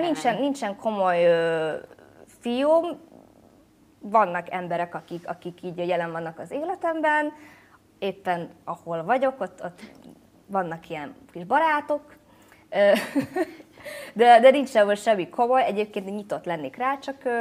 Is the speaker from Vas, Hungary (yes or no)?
no; Budapest, Hungary; first language Hungarian; moved away as an adult; also born or lived in Brooklyn, United States / Vietnam; Budapest az nyilván egy sokkal ilyen különlegesebb hely, mert itt születtem.